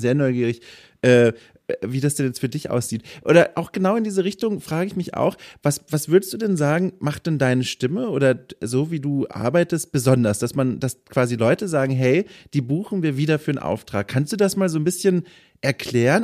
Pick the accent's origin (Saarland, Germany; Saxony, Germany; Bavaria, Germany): Bavaria, Germany; Franconia; accent: Franconian; now in Northern Germany; ich komme aus Franken und manchmal hört man das und dann äh, sind da schon so ein paar Dialektaltlasten mit dabei.